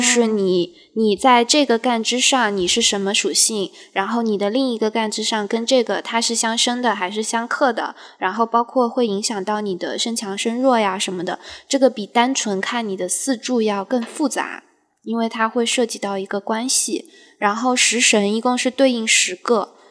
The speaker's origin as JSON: {"language": "Chinese", "country": "China", "said": "我们中国人讲究的就是这个"}